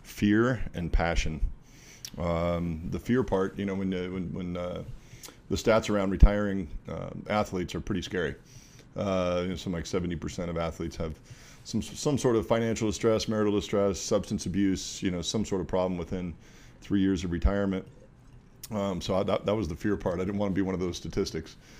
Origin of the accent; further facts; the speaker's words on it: Walla Walla, Washington, United States; the little town I grew up in, Walla Walla, Washington